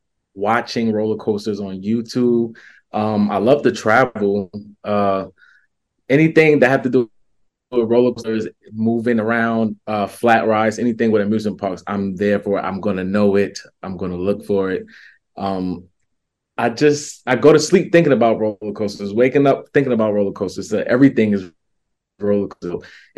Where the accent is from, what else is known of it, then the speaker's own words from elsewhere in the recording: New York City, New York, United States; I'm from Brooklyn, New York.